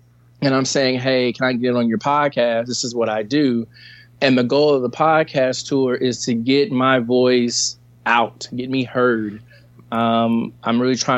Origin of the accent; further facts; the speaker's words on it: Evansville, Indiana, United States; I'm from Evansville, Indiana.